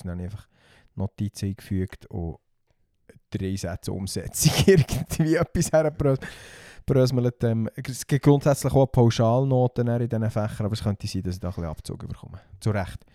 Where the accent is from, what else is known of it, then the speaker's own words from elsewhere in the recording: Simmental, Bern, Switzerland; accent: Simmentaler Dialekt; in meinem Simmentaler Dialekt